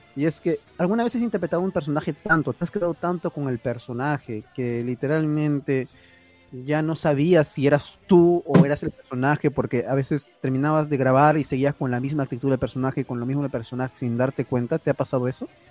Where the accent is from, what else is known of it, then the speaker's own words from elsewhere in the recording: Peru; Yo soy peruano